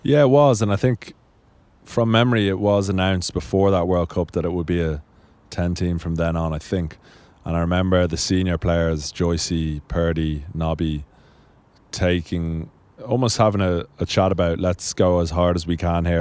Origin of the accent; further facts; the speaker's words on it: Dublin, Leinster, Ireland; also born or lived in Marlow, England; where I grew up in Sandymount in, in Dublin